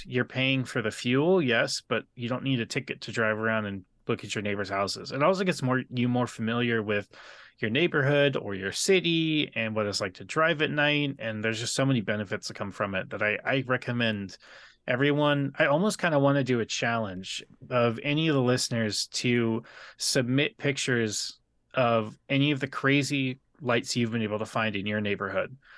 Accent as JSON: {"language": "English", "town": "San Diego", "region": "California", "country": "United States", "tie": "born or raised there", "said": "I grew up in Terre Santa"}